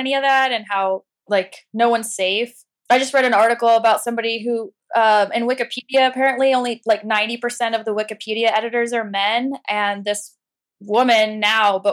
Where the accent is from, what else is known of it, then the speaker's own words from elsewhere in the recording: an hour north of Cincinnati, near Miami University of Ohio, United States; now in New York, United States; I grew up in like a really rural area